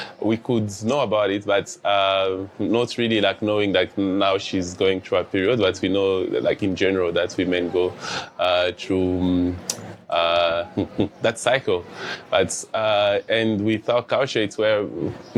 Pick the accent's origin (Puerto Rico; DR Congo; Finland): DR Congo; now in Dzaleka, Malawi; I'm a refugee living at Dzaleka for 10 years now. And I'm originally from the Democratic Republic of Congo